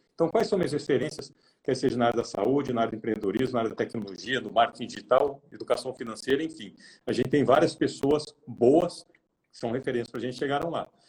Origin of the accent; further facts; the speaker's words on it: interior of São Paulo, Brazil; moved away; vim do interior de São Paulo